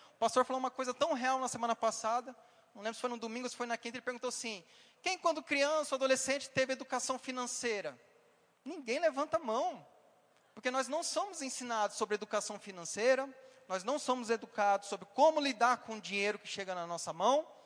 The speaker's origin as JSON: {"language": "Portuguese", "region": "Paraná", "country": "Brazil", "moved": "yes", "said": "Como diz na minha região, eu vim lá do Paraná e fala balela"}